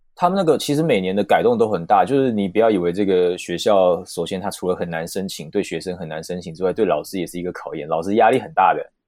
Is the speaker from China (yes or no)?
no; Taichung, Taiwan; moved away as an adult; also born or lived in Taipei / London; 因为我本身是台中人